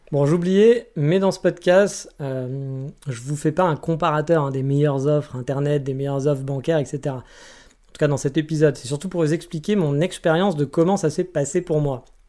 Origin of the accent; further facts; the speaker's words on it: France; moved away; chez nous en France